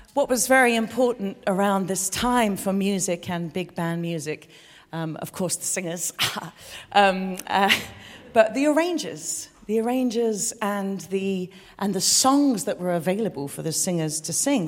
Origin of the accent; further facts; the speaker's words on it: London, United Kingdom; I was born in London.